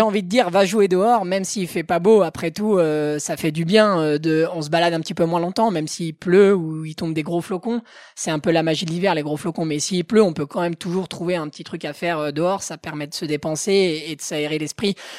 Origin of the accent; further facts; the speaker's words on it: Haute-Savoie, Auvergne-Rhône-Alpes, France; also born or lived in Passy; Je suis de Haute-Savoie où je vis mais aussi où je travaille